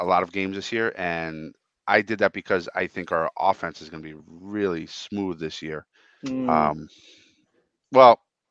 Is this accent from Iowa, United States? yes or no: no; New York, United States; in the 80s growing up in New York